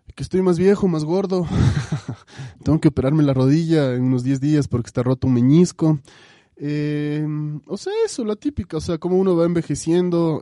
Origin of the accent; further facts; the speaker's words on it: Quito, Pichincha, Ecuador; un quiteño ecuatoriano eh, orgulloso de sus raíces